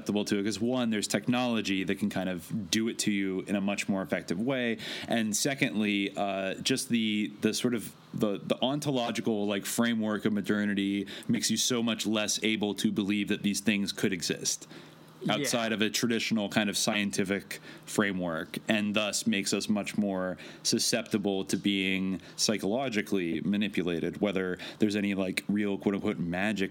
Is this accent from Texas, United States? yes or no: no; East Bay, California, United States; near where I grew up in the East Bay